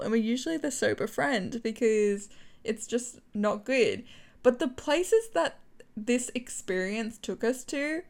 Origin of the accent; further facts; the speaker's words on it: Australia; being Australian